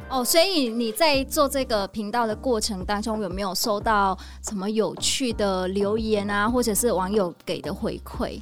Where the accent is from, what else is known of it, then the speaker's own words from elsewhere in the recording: Vietnam; Chinese is a second language; moved away as an adult; now in Taiwan; 我是越南人，来台湾的时候，我完全不会华语，不会普通话